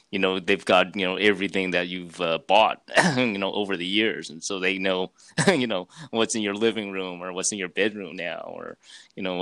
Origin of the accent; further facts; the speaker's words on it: California, United States; I was born here, though. My parents were from China, but I was born here in California